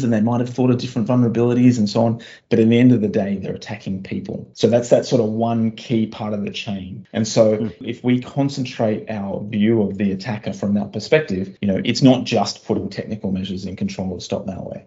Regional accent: Australia; moved away; my home country of Australia

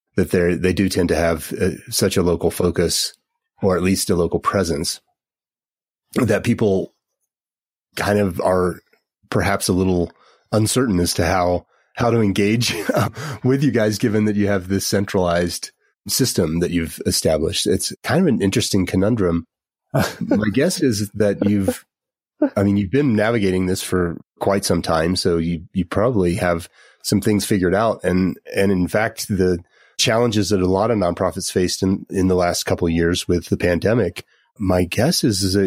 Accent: Gunnison, Colorado, United States; I grew up in Gunnison

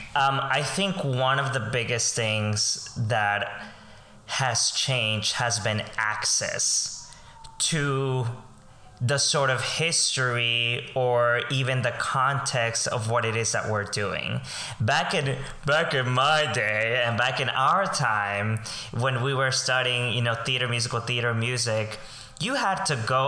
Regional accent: Colombia; now in New York, United States; I am um, a Colombian immigrant. I grew up in Colombia

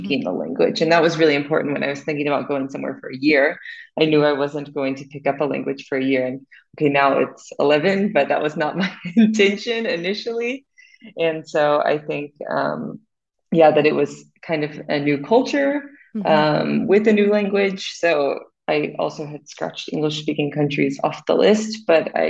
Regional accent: Houston, Texas, United States; moved away as an adult; also born or lived in Austin, United States; now in Munich, Germany; I'm originally from Houston and then I did my bachelor's degree in Austin

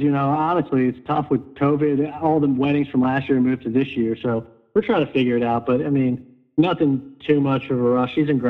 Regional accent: New York, United States; So growing up in New York, didn't really watch much hockey until post-college

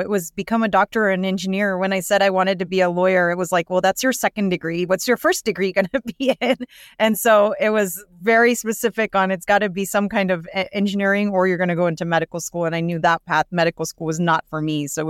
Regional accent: California, United States; Yeah, so I was born and raised in the Bay Area by immigrant parents.

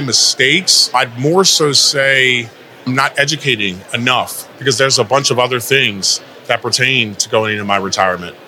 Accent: Philadelphia, Pennsylvania, United States; now in Dallas, United States; I'm from the Northeast, Greater Philadelphia area

